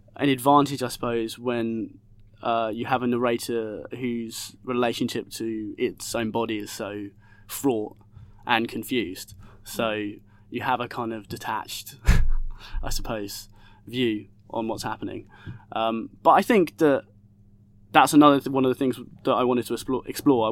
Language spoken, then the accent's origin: English; Essex, East of England, United Kingdom; also born or lived in Hackney, London; now in London, United Kingdom; I grew up in Essex, uh, and I now live in Hackney